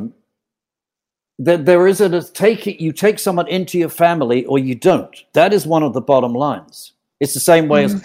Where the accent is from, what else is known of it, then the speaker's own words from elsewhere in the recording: United Kingdom; also born or lived in Wilton, Connecticut / Colombia; now in British Columbia, Canada; I am more British than Colombian, but I'm in British Columbia